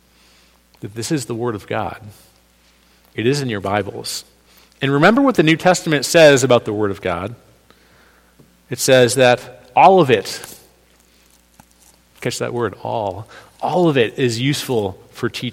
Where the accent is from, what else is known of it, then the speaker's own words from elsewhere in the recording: New England, United States; now in New York, United States; I'm from New England